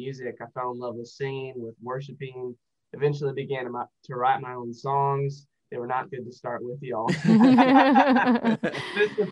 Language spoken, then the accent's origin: English; Joplin, Missouri, United States; I was raised in Joplin, Missouri